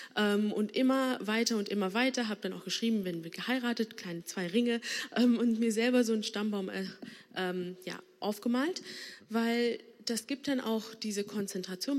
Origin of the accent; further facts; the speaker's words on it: Bonn, North Rhine-Westphalia, Germany; ich bin hier gebürtige Bonnerin. Ähm, meine Eltern kommen aber aus Sri Lanka